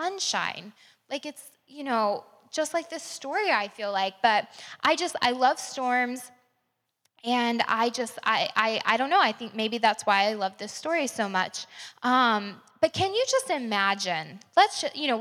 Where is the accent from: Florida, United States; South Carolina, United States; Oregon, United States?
Florida, United States; Crestview; I grew up in Crestview a few hours away